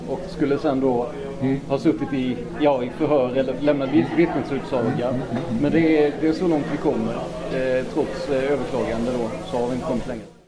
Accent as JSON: {"language": "Swedish", "region": "Blekinge", "country": "Sweden", "moved": "yes", "said": "jag är ju ner från Blekinge"}